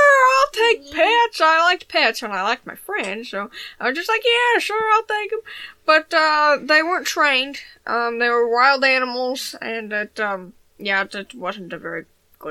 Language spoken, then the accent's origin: English; Birmingham, Alabama, United States; I'm from Birmingham, Alabama.